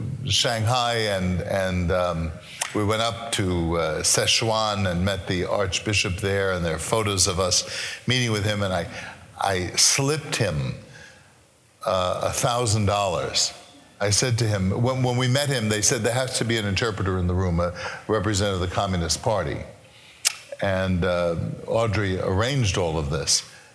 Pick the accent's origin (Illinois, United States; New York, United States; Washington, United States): New York, United States; New York City; Now, I'm a boy from Brooklyn.